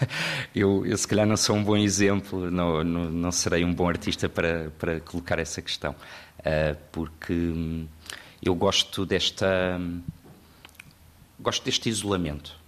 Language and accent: Portuguese; Lisbon, Portugal; eu sou de Lisboa